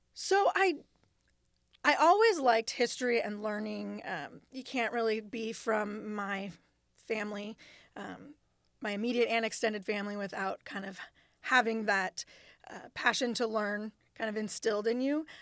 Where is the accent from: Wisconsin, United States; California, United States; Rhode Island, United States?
California, United States; Costa Mesa; now in Sacramento, United States; I grew up in Costa Mesa in Orange County, so, um, close to the beach